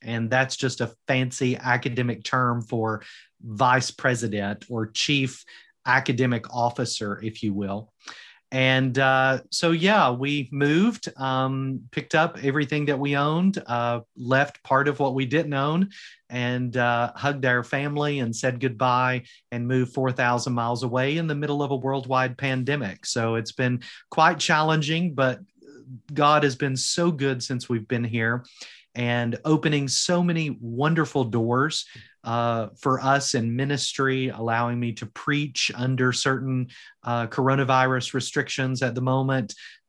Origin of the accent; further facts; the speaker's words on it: Kentucky, United States; moved away as an adult; now in Porthcawl, United Kingdom; Now, how did we come from Eastern Kentucky, the Appalachian Mountains, to Wales?